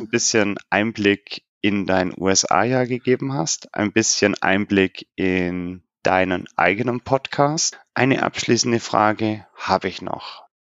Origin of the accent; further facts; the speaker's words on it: Germany; bei uns in Deutschland